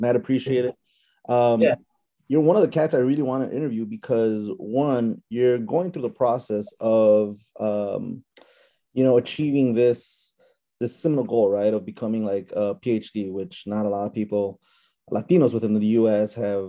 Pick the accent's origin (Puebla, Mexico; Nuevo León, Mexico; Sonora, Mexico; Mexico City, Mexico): Puebla, Mexico; he's from Puebla, I'm from Puebla